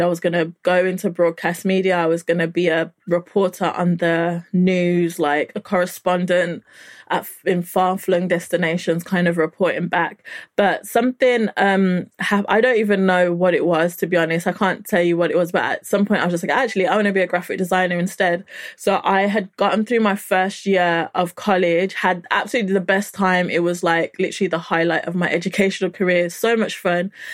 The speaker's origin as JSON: {"language": "English", "town": "Birmingham", "region": "West Midlands", "country": "United Kingdom", "tie": "born or raised there", "also_born_or_lived": "Nigeria"}